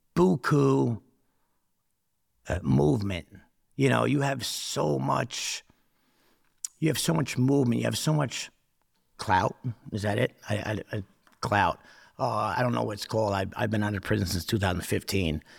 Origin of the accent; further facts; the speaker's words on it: Newark, New Jersey, United States; growing up, uh, living in, living in poverty in Newark